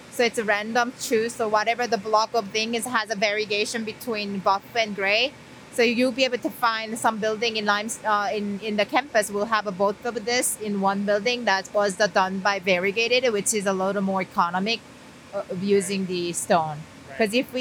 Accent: Seoul, South Korea; also born or lived in Columbus, Indiana; now in Indiana, United States; I'm originally from South Korea, Seoul, born and raised.

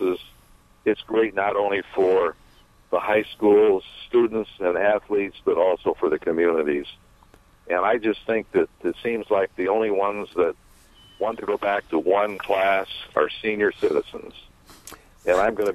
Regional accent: South Bend, Indiana, United States; moved away as an adult; now in Carmel, United States; I have lived in Carmel for 44 years, but I was born and raised in South Bend

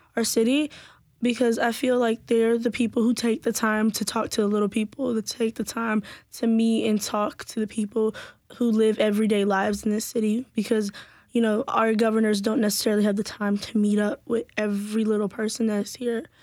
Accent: Nashville, Tennessee, United States; I'm from Antioch specifically.

